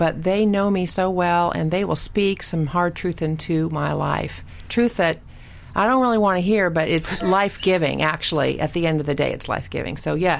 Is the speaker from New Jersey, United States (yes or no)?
no; Satellite Beach, Florida, United States; accent: southern; also born or lived in Greensboro; I was raised at the coast near Orlando.